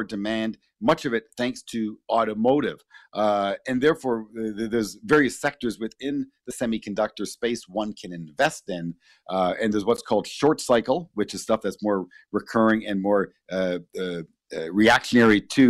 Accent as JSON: {"language": "English", "country": "Canada", "said": "we're Canadian, but we had a lot of American media up here"}